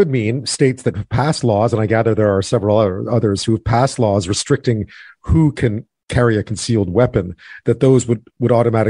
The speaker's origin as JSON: {"language": "English", "region": "Eastern Canada", "country": "Canada", "said": "I'm being from Eastern Canada, I spent quite a bit of time in Vermont"}